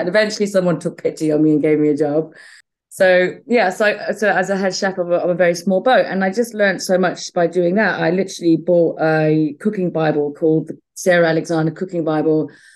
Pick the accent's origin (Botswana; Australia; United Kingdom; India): Botswana; moved away; also born or lived in Zambia; I was born in Zambia uh, and I grew up in Botswana